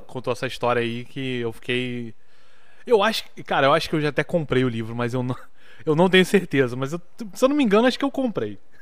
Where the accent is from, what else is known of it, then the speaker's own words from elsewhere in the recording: Rio de Janeiro, Brazil; eu vim do Rio